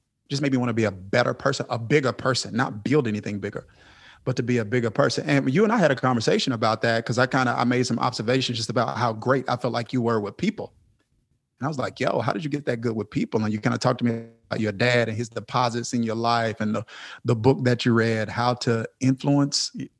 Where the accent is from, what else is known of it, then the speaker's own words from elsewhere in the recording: Kilmichael, Mississippi, United States; I come from Kilmichael, Mississippi. And that's a town of 630 something people. My high school graduating class was 30 something people.